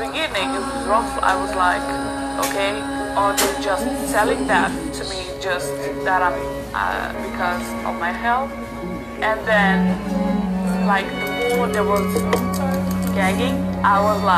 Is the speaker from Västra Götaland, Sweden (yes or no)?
yes; Gothenburg, Västra Götaland, Sweden; also born or lived in Serbia; I grew up in Gothenburg with my mom